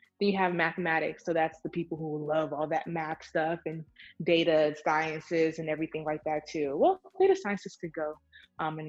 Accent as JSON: {"language": "English", "country": "Nigeria", "said": "I'm Nigerian, but you know, I'm a brown Black minority"}